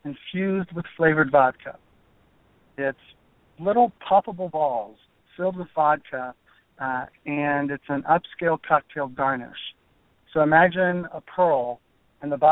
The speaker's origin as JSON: {"language": "English", "region": "Florida", "country": "United States", "tie": "born or raised there", "also_born_or_lived": "California / South Korea / New York", "moved": "as an adult", "said": "I grew up in Florida"}